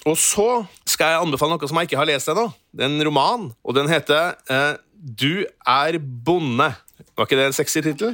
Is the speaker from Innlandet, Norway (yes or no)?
no; Trøndelag, Norway; jeg er trønder